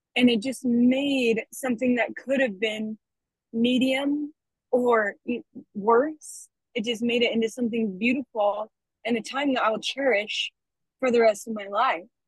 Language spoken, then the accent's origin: English; Logan, Utah, United States; now in Orem, United States; I am from Logan, Utah. I go to school in Orem at UVU